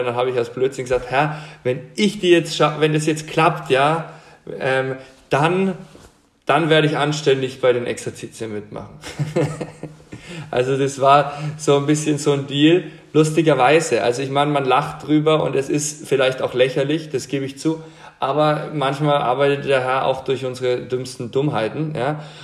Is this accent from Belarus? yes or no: no; Franconia, Bavaria, Germany; ich bin, bin ähm, in Franken aufgewachsen, also Bamberg, Bayreuth, diese Gegend